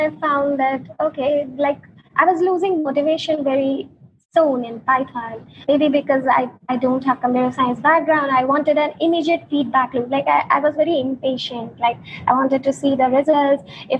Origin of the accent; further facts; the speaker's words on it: India; moved away as an adult; now in Berlin, Germany; So in 2018, we got an opportunity to move to Berlin, and we moved here from India.